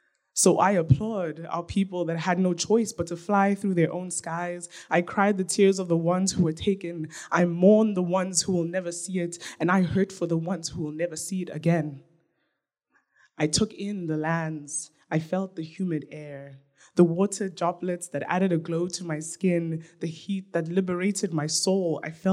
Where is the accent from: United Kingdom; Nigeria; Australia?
Nigeria; now in Canada; I don't just love being Black. I love being Nigerian. I love being African. I love being an African woman. I love that I get to learn about my own culture.